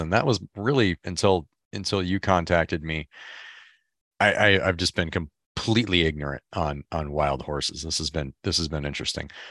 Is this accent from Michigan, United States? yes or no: yes; Michigan, United States; I'm from Michigan